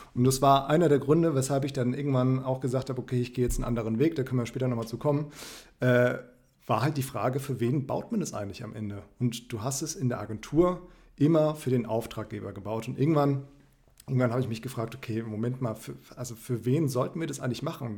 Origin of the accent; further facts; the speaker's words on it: Frankfurt, Hesse, Germany; moved away; ich komme ursprünglich aus Frankfurt